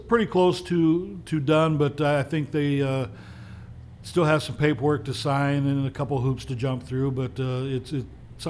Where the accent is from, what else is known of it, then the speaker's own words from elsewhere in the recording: Kewaunee, Wisconsin, United States; I was born and raised here in Kewaunee, you know, and I love this city. This is going to be home for me, you know, for the rest of my life.